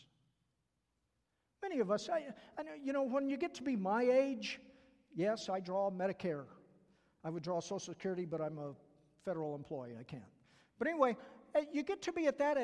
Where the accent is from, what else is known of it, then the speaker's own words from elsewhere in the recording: the South, United States; accent: southern; my southern accent